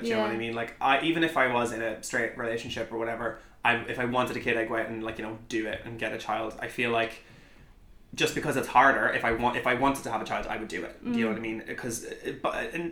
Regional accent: Ireland; growing up in Ireland, like, you know, in Catholicism and with the church

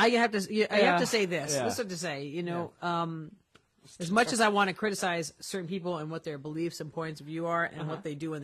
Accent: New York, United States; accent: New York; also born or lived in Cleveland; now in West Hollywood, United States; I'm a New Yorker, so, and I'm also Sicilian

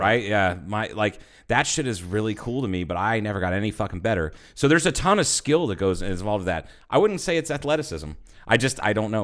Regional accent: Troy, Ohio, United States; moved away; Troy Piqua rivalry, it's my hometown versus, you know, the town's, like, eight, nine miles over

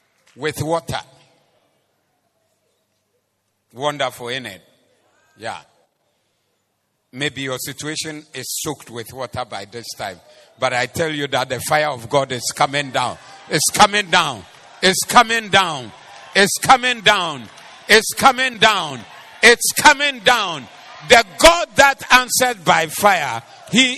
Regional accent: Kumasi, Ashanti, Ghana; We are from Kumasi

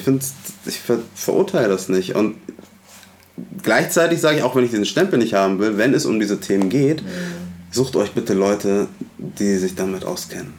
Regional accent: Hamburg, Germany; ich bin in Hamburg-Alsterdorf aufgewachsen.

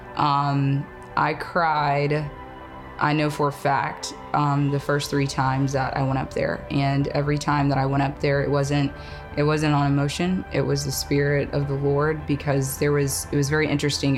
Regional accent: Enterprise, Alabama, United States; moved away as an adult; also born or lived in Auburn, Alabama; now in Pensacola, United States; I'm originally from a small town in Alabama. Um, I was born and raised in Enterprise, grew up in a small community

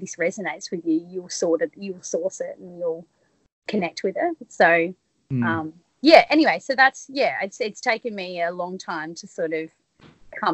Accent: country Victoria, Australia; moved away as an adult; I grew up in country Victoria

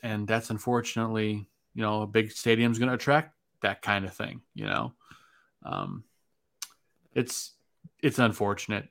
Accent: Chicago, Illinois, United States; now in Saint Joseph, United States; I'm a Chicagoan living in Saint Joseph, Michigan

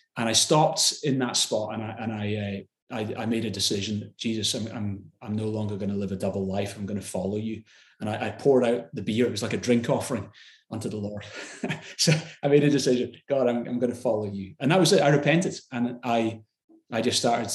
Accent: Glasgow, Scotland, United Kingdom; I grew up in in Glasgow

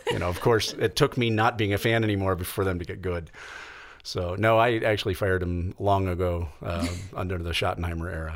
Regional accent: Kansas City, United States; now in Colorado, United States; I grew up in the Kansas City area, um, for the most part

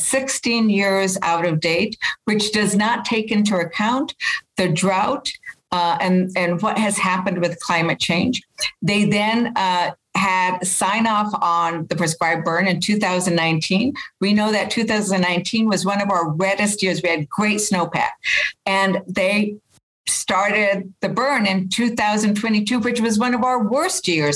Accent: Las Vegas, New Mexico, United States; I'm from Las Vegas, New Mexico. So the land that has been scorched, those are the places that hold the memories of when I was a kid

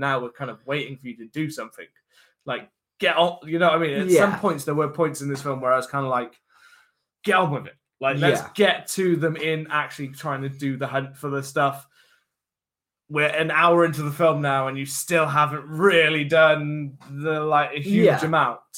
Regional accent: United Kingdom; being British

